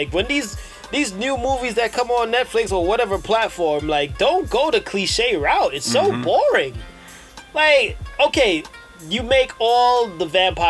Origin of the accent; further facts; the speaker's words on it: New York, United States; accent: New York; My New York accent is slipping.